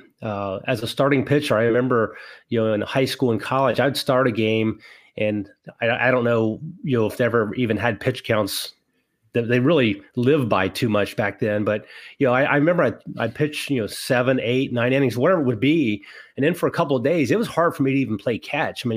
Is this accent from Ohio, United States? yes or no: yes; Wellston, Ohio, United States; where I grew up in Wellston, Ohio